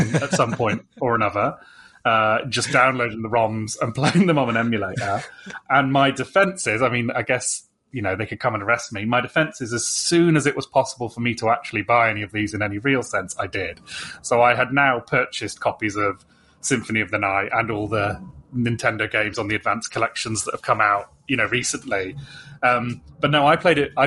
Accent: United Kingdom; being British

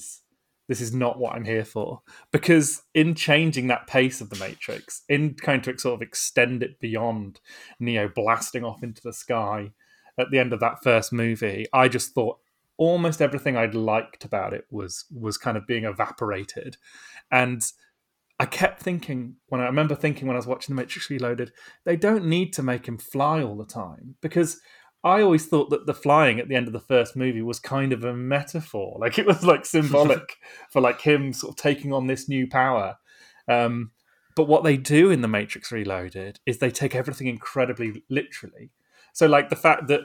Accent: Bristol, South West England, United Kingdom; I was growing up in Bristol at the time

